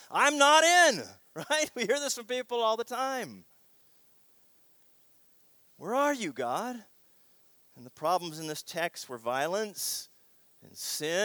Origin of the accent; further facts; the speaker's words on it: Seattle, Washington, United States; the city that I grew up in Seattle